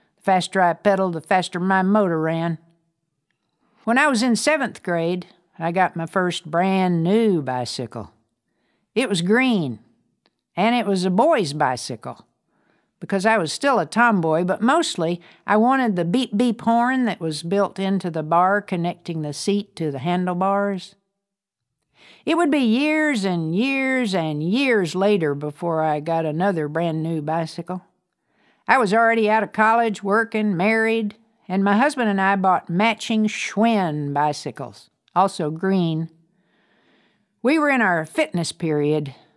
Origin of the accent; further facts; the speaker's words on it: Amarillo, Texas, United States; also born or lived in Brownfield, Texas; to Amarillo, where my grandparents lived, I became something of a city girl